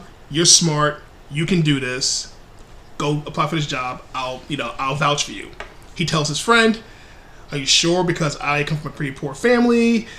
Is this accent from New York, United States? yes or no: yes; New York City, New York, United States; I grew up pretty poor in New York City.